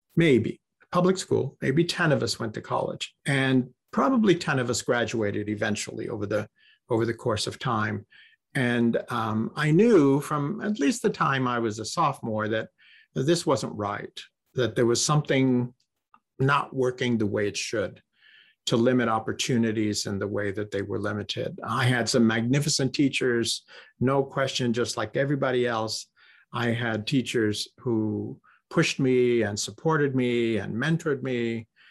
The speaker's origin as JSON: {"language": "English", "town": "Corpus Christi", "region": "Texas", "country": "United States", "tie": "born or raised there", "also_born_or_lived": "California", "moved": "as an adult", "said": "I was raised in Corpus Christi"}